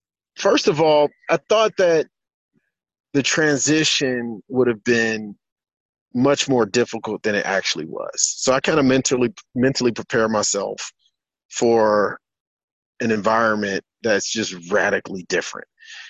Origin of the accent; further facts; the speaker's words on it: United States; moved away as an adult; now in Africa; So I'm from the States. I'm from the U.S. I moved to the continent 6 years ago